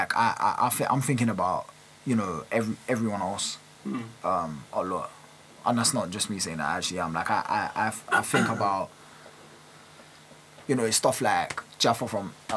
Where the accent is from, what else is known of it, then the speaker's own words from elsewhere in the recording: London, United Kingdom; I'm from North London